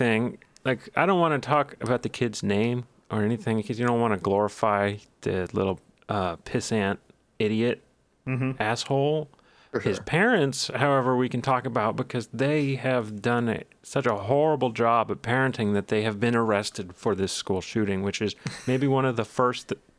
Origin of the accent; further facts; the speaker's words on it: Texas, United States; We have. I'm a Texan.